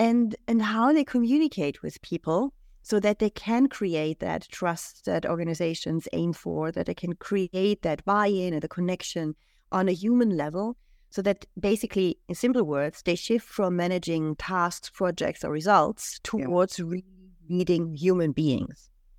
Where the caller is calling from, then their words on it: Switzerland; So, yeah, I'm joining you from Switzerland today.